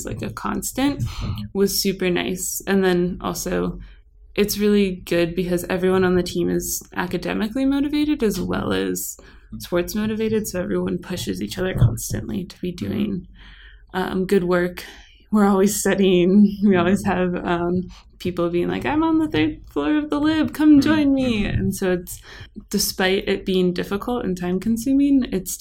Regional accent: Colorado, United States; moved away as an adult; now in Santa Clara, United States; I'm from Colorado

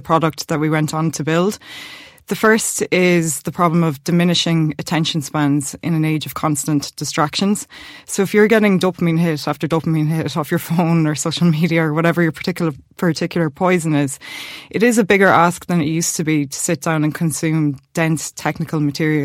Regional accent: Limerick, Munster, Ireland; born and raised in Limerick

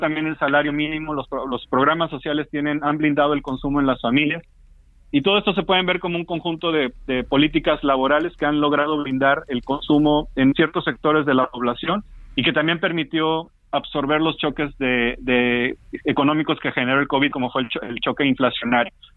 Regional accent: Papantla, Veracruz, Mexico; moved away as an adult; now in Mexico City, Mexico; soy de Papantla, Veracruz, eh, pero siempre con mucho cariño recordando a, no solamente a los familiares, sino a los amigos de la secundaria y de la preparatoria

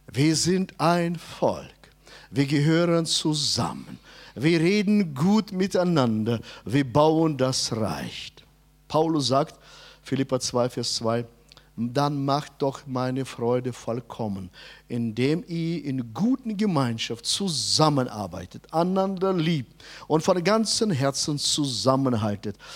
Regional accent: Hanover, Lower Saxony, Germany; Ja, ich bin Hannoveraner.

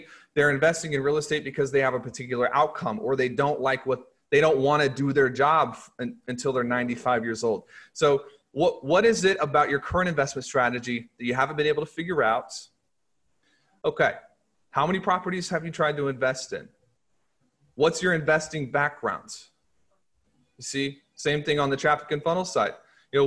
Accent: Nixa, Missouri, United States; I went to high school in a place called Nixon, Missouri

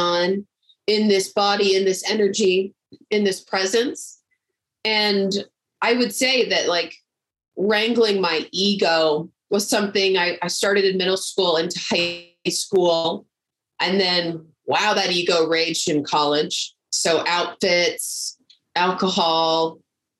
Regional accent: Texas, United States; I grew up in Texas

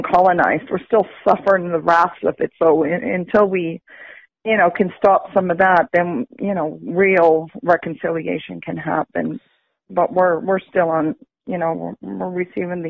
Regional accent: Canada; I'm from the Swaganagatik First Nation

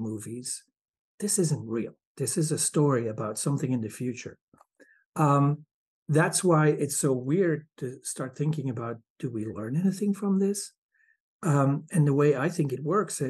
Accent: Belgium; moved away as an adult; now in Michigan, United States; I'm from Belgium.

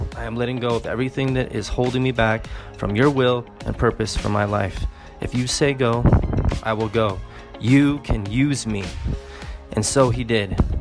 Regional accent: California, United States; moved away as an adult; now in North Macedonia; I'm actually from California

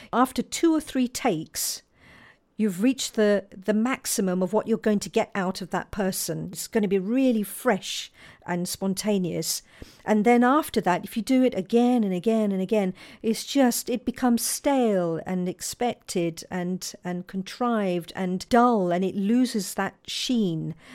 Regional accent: London, United Kingdom; I was born and brought up in Balham in southwest London

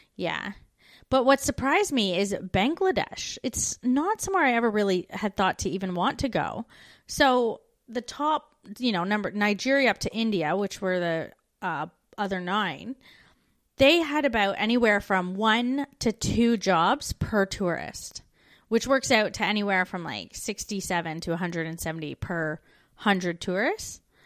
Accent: Canada; moved away as an adult

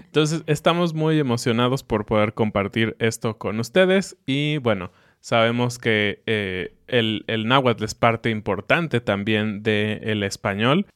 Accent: Mexico; nosotros que somos mexicanos

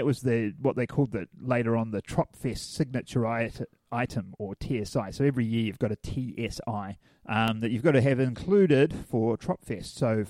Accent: Hamilton, Waikato, New Zealand; I'm from Hamilton

